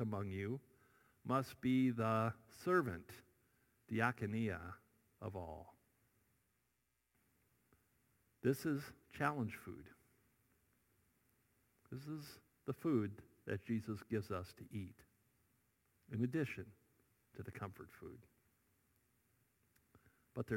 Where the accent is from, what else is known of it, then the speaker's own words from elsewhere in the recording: Iowa, United States; moved away; I grew up in Iowa